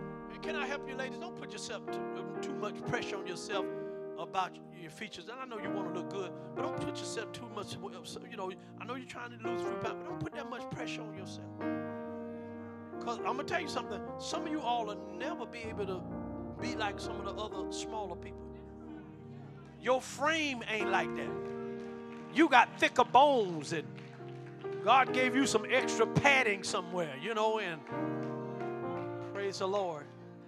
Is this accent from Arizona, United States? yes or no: no; New York, United States; I don't care if you come from New York, and you know I'm from New York, and you know we talk like this